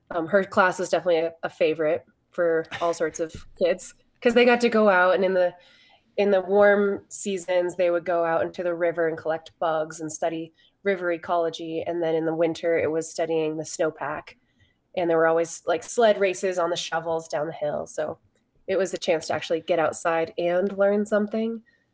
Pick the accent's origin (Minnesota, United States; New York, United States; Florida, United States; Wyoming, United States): Wyoming, United States; Pinedale; the ski area that we grew up skiing at in Pinedale, Wyoming.